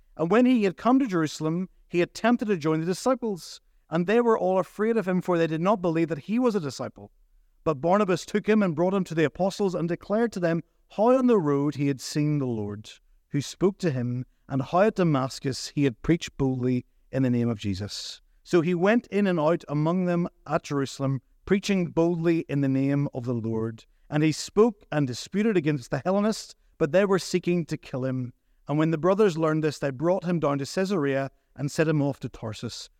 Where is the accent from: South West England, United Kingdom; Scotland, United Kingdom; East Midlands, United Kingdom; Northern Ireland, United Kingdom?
Northern Ireland, United Kingdom; Portadown; moved away as an adult; now in Ballymena, United Kingdom; I grew up in Port Adon